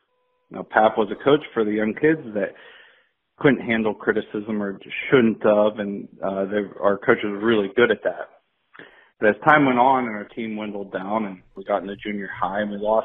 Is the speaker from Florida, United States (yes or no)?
no; southwestern Pennsylvania, United States; moved away; also born or lived in North Dakota; Growing up in southwestern Pennsylvania, we had huge youth teams